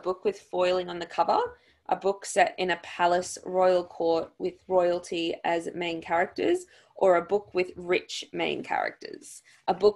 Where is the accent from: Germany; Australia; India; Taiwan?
Australia; accent: Australian; my Australian accent